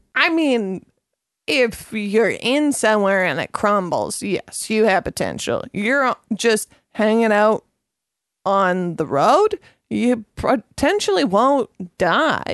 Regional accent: Gibsons, British Columbia, Canada; I grew up in Gibson's.

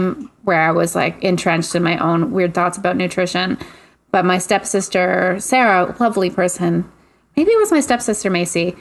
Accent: Quebec, Canada; I grew up in Quebec

